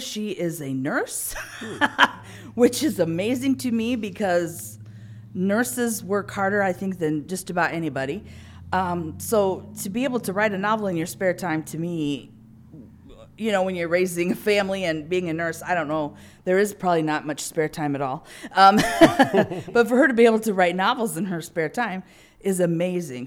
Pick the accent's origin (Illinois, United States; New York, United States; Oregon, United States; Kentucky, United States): Illinois, United States; growing up in Illinois